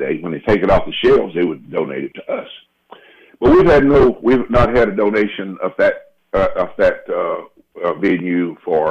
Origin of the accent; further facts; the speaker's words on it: Laurel, Mississippi, United States; born there; also born or lived in Oklahoma; I was born in Laurel, Mississippi, as a matter of fact, and I spent a lot of my life, though, in Oklahoma.